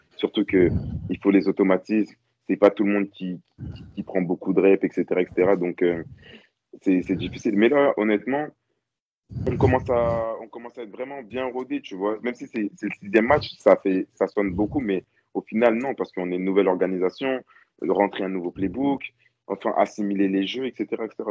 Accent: France; en tant que Français

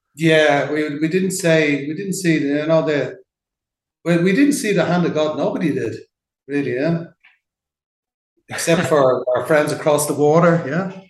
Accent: Dublin, Leinster, Ireland; moved away as an adult; also born or lived in London; now in Mexico; I'm from Ballyfermot originally, just like Jonathan Roach

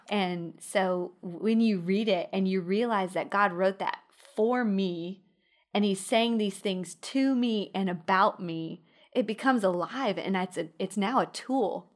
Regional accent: Midland, Texas, United States; moved away as an adult; now in Alabama, United States; I grew up in Midland

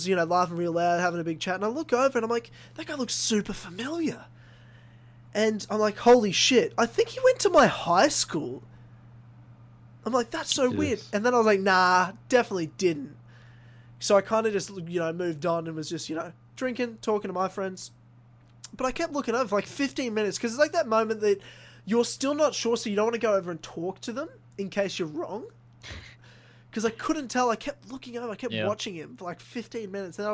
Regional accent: Brisbane, Queensland, Australia; moved away; thousands of kilometers away from where I grew up in Brisbane

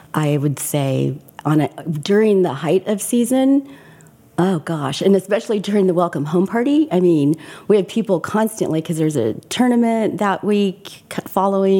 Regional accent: Southern California, United States; also born or lived in Corpus Christi, Texas; I grew up in Southern California

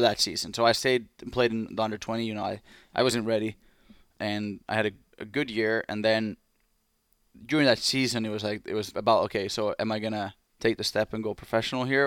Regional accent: Espoo, Uusimaa, Finland; English is a second language; moved away as an adult; Blues, my hometown team

